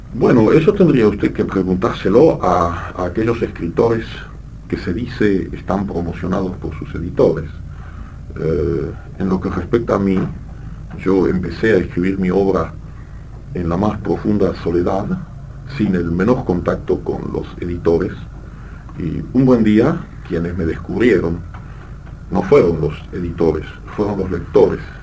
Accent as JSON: {"language": "Spanish", "country": "Argentina", "tie": "born or raised there", "also_born_or_lived": "Brussels, Belgium", "accent": "French accent", "first_language": "French"}